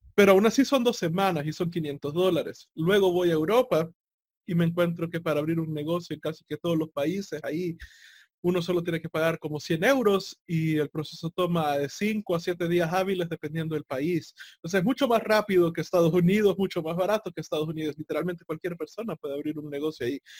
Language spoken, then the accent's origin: Spanish; El Salvador